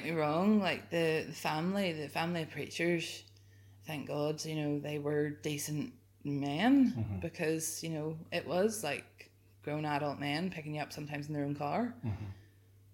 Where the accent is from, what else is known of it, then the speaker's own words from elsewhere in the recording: Ballyclare, Northern Ireland, United Kingdom; I grew up in Ballyclare.